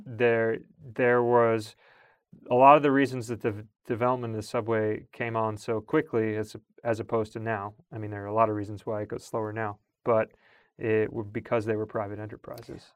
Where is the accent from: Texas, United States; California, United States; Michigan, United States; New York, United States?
New York, United States; Long Island; growing up on Long Island